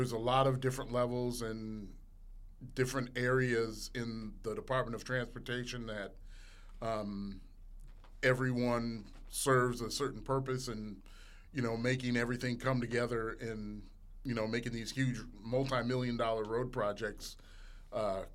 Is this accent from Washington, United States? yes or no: no; Minneapolis, Minnesota, United States; moved away as an adult; also born or lived in Mason City, Iowa; now in Mississippi, United States; I'm from Minneapolis, Minnesota originally